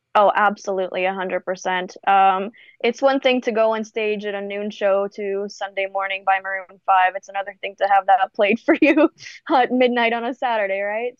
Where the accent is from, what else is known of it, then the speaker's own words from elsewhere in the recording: Canada; also born or lived in Bulgaria; now in United States; I'm born and raised in Eastern Europe in Bulgaria. Wow. Um, I got brought to Canada when I was nine